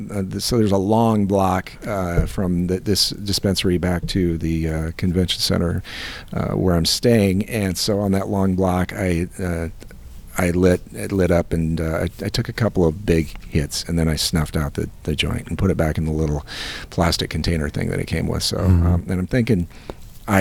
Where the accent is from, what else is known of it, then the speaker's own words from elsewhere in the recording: Iowa, United States; I'm from Iowa